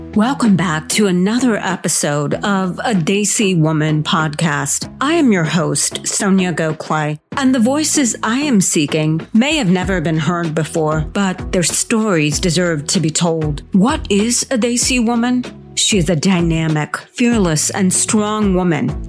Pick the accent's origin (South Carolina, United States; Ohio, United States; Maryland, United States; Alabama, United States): Ohio, United States; Columbus; my hometown of columbus ohio